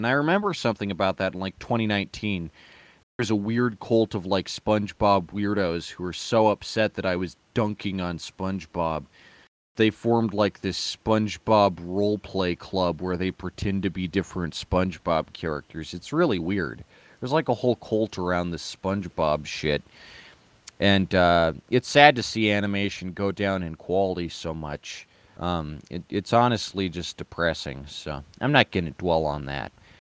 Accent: United States; I've grown up in America

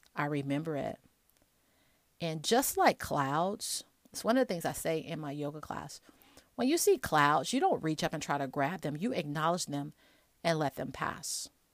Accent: Chicago, Illinois, United States; moved away; also born or lived in Alabama; I'm from Chicago

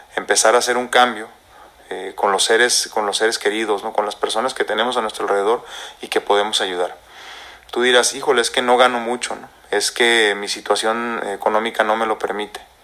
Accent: Mexico; nosotros como mexicanos, como hispanos, como latinos

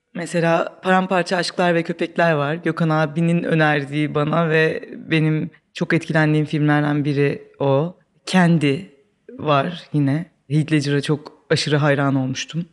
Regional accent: Babaeski, Kırklareli, Turkey; also born or lived in Bakırköy, Istanbul; 10 yaşına kadar İstanbul'da oturuyorduk. Biz e, Bakırköy'de. 10 yaşından sonra Kırklareli'nin bir ilçesi olan Babaeski'ye taşındık.

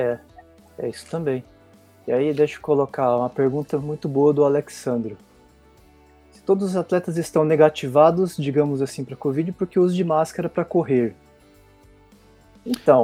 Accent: Barretos, São Paulo, Brazil; now in São Paulo, Brazil; pertinho da minha terra, que eu sou de Barretos, então tamo ali pertinho. Mas eu moro em São Paulo hoje

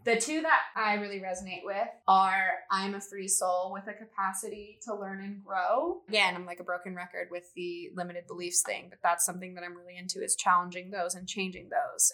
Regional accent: Missoula, Montana, United States; moved away as an adult; also born or lived in Boise, Idaho; I grew up in Missoula, Montana, and I went to school at the University of Montana

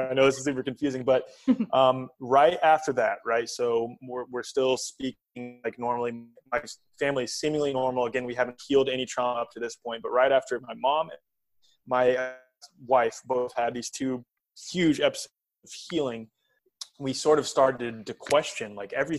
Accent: United States; growing up in the United States

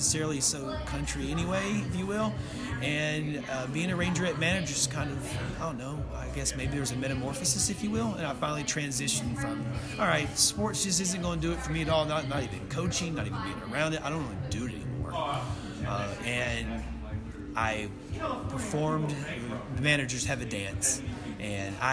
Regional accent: Overton, Texas, United States; being from a small town, I'm from Overton

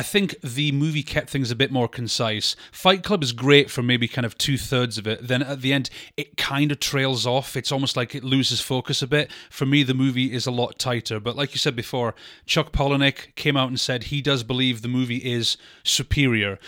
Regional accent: United Kingdom; us being British

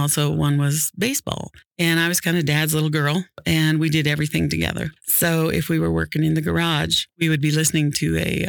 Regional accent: Illinois, United States; also born or lived in Missouri; Midwest, Illinois, Missouri.

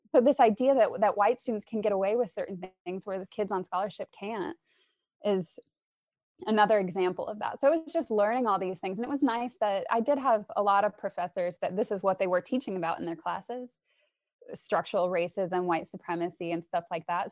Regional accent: Arizona, United States; moved away as an adult; also born or lived in upstate New York; I'm from the States, and I grew up in Arizona

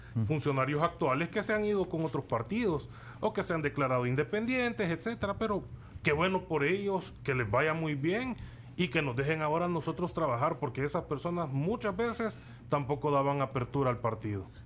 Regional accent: El Salvador; nosotros mm. somos salvadoreños comunes y corrientes como cualquier otro

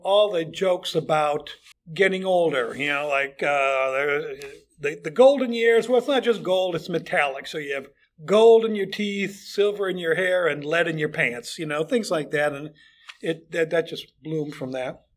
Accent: Chicago, Illinois, United States; moved away as an adult; also born or lived in Fort Wayne, Indiana; now in The Villages, United States; I grew up in Chicago, in and around Chicago

